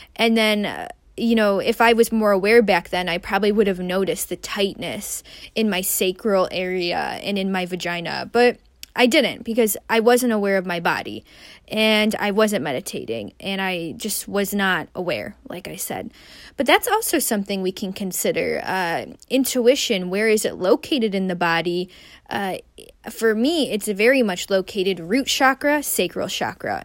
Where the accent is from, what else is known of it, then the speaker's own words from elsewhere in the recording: Midwest, United States; a Midwesterner, someone who grew up in the Midwest